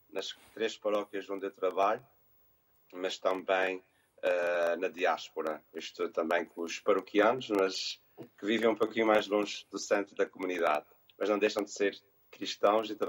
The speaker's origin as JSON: {"language": "Portuguese", "town": "Montreal", "region": "Quebec", "country": "Canada", "tie": "born there", "said": "a minha mãe diz muitas vezes que quando eu nasci falava-se muito em Montreal que eu nasci em 1980."}